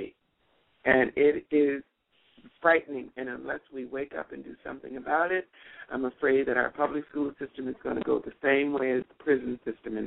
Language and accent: English; Los Angeles, California, United States; moved away as an adult; also born or lived in Shreveport, Louisiana / Africa / Tunisia; now in Panama; I was born in Shreveport, and my parents moved to Los Angeles when I was 3 years old